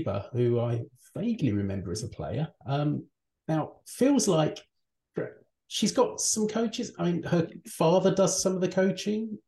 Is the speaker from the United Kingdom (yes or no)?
yes; United Kingdom; as a Brit